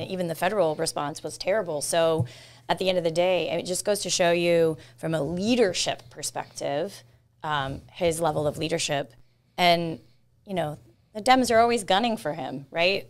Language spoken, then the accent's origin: English; Lutz, Florida, United States; I grew up in Lutz